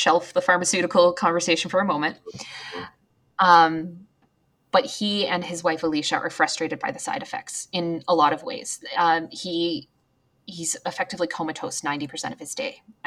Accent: Canada; as Canadians, we're patriotic, but we're more muted in our patriotism

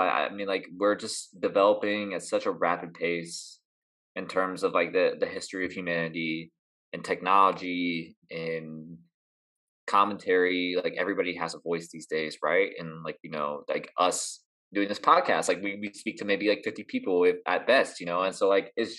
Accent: Columbus, Ohio, United States; I grew up in Columbus, Ohio

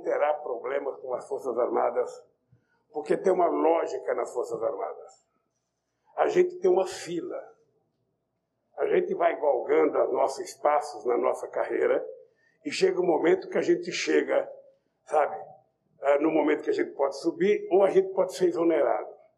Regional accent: Northeast Region, Brazil; Eu sou nordestino

